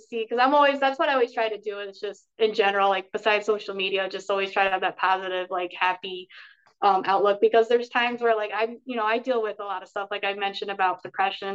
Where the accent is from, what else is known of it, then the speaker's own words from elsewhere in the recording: Schenectady, New York, United States; we had those shows originally in my hometown, Schenectady